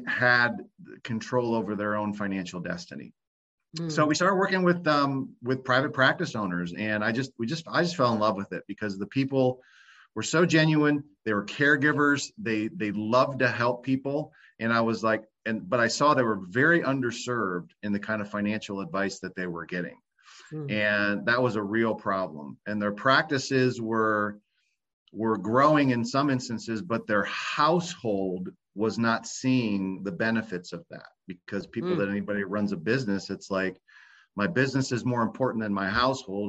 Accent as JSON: {"language": "English", "region": "Ohio", "country": "United States", "also_born_or_lived": "Florida", "moved": "yes", "lives_now": "Tampa Bay, United States", "said": "I'm from Ohio originally, but you know, I decided to move down to Florida"}